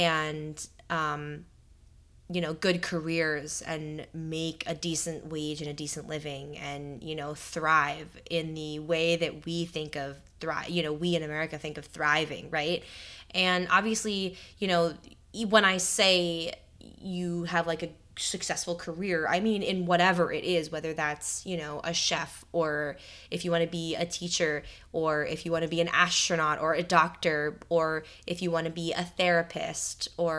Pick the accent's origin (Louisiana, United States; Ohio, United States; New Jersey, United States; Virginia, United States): New Jersey, United States; Another New Jerseyan. Yeah. I'm originally from New Jersey as well.